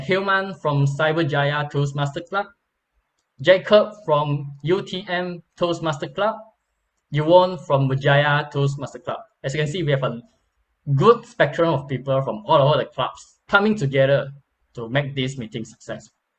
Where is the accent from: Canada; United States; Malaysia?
Malaysia